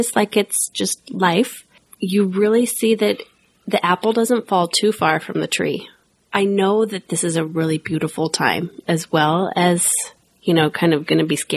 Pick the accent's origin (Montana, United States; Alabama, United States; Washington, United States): Washington, United States; Everett; That's my hometown there